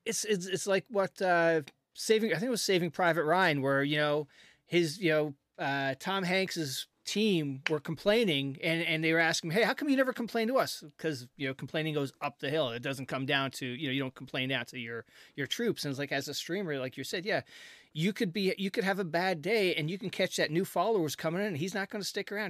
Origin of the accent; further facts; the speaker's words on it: Canada; I'm a Canadian